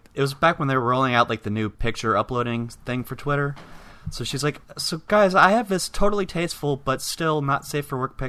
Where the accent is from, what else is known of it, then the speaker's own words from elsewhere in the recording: Vero Beach, Florida, United States; moved away; my hometown of Vero